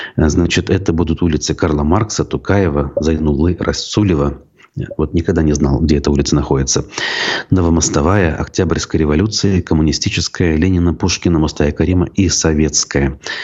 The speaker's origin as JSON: {"language": "Russian", "area": "Baltachevsky District", "region": "Bashkortostan", "country": "Russia", "tie": "born or raised there", "said": "в Болтачевском районе Башкортостана, у меня на родине"}